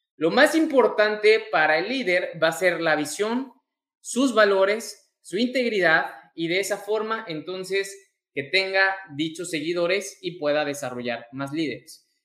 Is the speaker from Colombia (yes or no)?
no; Mexico; mexicano, emprendedor y empresario